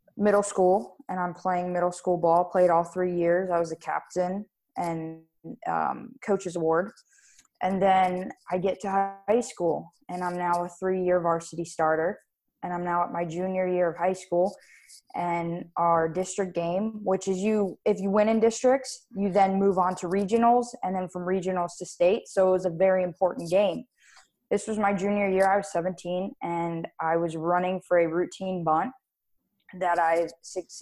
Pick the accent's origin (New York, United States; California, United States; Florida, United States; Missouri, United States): Florida, United States; Wellington; also born or lived in Davie, Florida; I was born in Davie, Florida, and I moved to Wellington, Florida, and I've been here ever since.